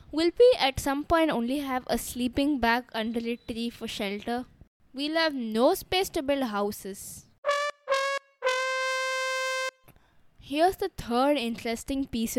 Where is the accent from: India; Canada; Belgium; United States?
India; I'm 11 years old and I'm from India